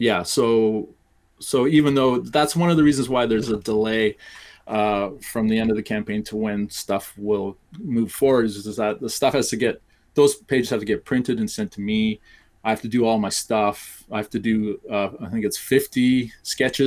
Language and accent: English; Canada; I'm Canadian